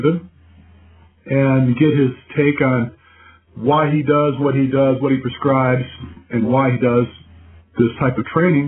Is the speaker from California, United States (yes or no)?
no; Dearborn, Michigan, United States; moved away as an adult; also born or lived in Southgate, Michigan; I was actually born in Dearborn